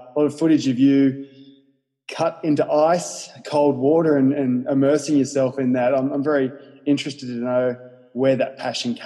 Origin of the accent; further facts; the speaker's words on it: New South Wales, Australia; I'm a New South Welshman